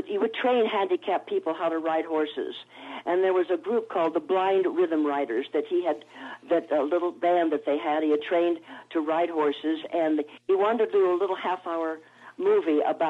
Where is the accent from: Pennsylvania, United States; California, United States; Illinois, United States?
California, United States; Los Angeles; I was born in Hollywood, California, at the Hollywood Hospital